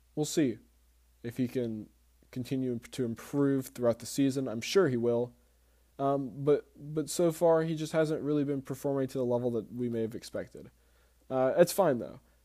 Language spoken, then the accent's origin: English; Spartanburg, South Carolina, United States; here in my hometown, Spartanburg, South Carolina